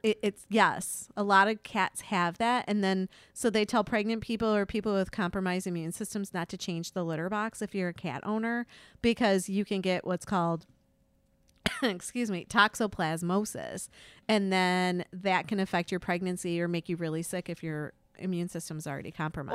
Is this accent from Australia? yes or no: no; Slovakia; moved away; my home country, Slovakia